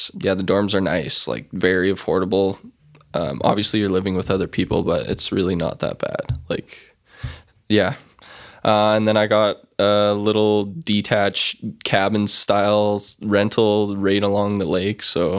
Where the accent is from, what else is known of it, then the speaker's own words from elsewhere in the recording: Saskatchewan, Canada; moved away; I am from Saskatchewan. There's not a tree in sight out there.